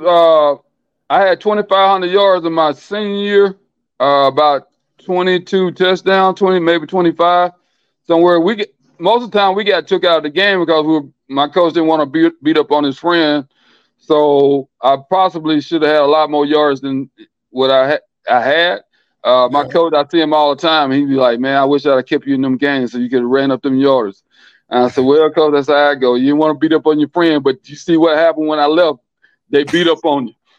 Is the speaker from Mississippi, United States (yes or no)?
yes; Philadelphia, Mississippi, United States; I grew up in a little town called Philadelphia, Mississippi. If they seen the movie Mississippi Burning, that's where I'm from